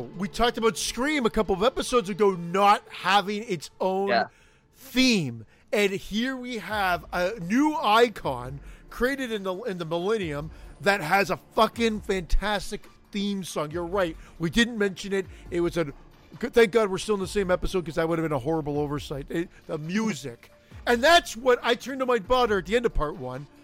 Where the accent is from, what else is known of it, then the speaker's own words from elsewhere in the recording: Canada; I'm Canadian